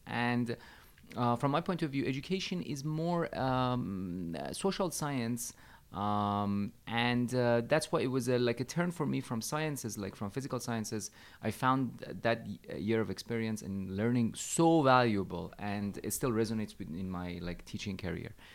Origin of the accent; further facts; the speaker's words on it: Tehran, Tehran Province, Iran; moved away; also born or lived in China; I'm coming from Iran. As I said, I lived in Tehran, I was born into Iran, the capital city